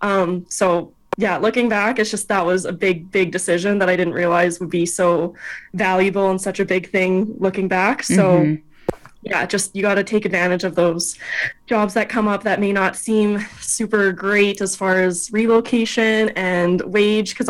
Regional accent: Alberta, Canada; I'm from Alberta

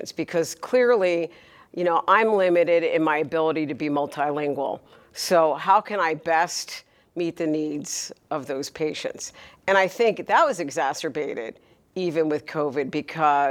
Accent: Atlanta, Georgia, United States; I'm from Atlanta, Georgia.

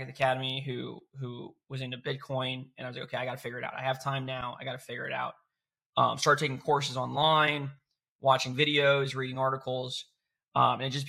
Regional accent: Florida, United States; I am from Florida

